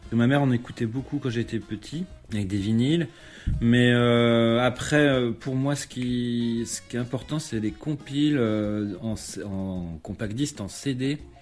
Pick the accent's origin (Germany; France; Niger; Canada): France; Fougères, Brittany; moved away; also born or lived in Paris; faire de la musique classique euh, dans mon patelin en, en, Bretagne, à Fougères